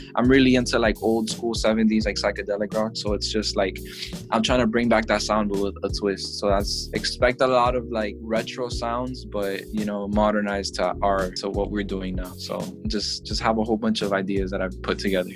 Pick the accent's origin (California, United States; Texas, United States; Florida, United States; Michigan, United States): Florida, United States; Miami; I'm from Miami